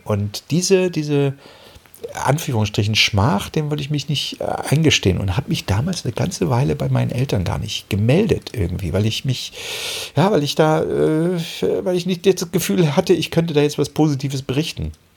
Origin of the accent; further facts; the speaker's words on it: Germany; moved away as an adult; also born or lived in Giessen; bin ich ja damals aus der DDR na, mehr oder weniger geflohen